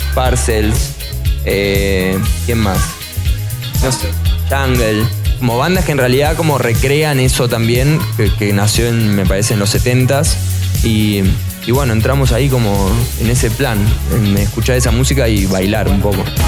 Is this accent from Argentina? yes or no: yes; Argentina; moved away as an adult; now in Mexico City, Mexico; somos argentinos